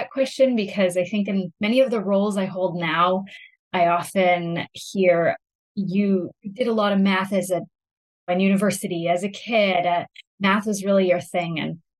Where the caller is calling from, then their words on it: Kelowna, British Columbia, Canada; Yeah, I'm coming from Kelowna, British Columbia, and it is a little bit earlier out here.